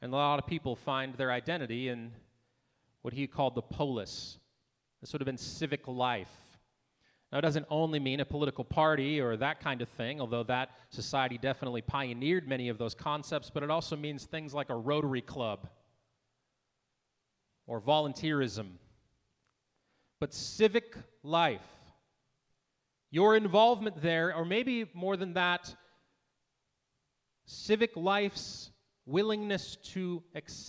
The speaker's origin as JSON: {"language": "English", "town": "Manville", "country": "United States", "said": "I come from Manville"}